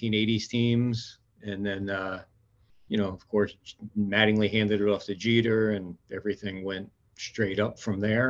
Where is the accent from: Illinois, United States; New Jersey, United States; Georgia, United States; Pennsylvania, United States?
New Jersey, United States; Jersey Shore; I grew up in South Jersey. On the Jersey Shore, I grew up.